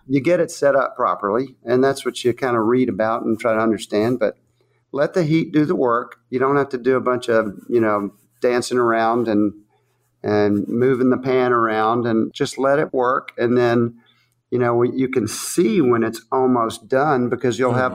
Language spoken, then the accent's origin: English; the South, United States; accent: southern; This is my southern voice